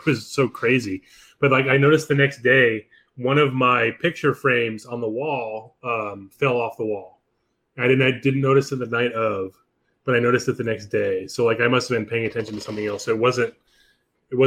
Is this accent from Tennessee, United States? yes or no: no; Palm Springs, California, United States; I grew up in Palm Springs